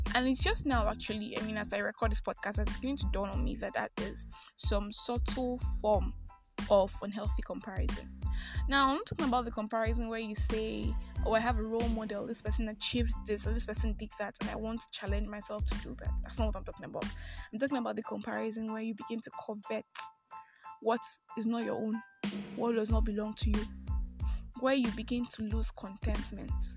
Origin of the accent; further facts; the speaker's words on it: Nigeria; I'm a Nigerian Christian alcoholic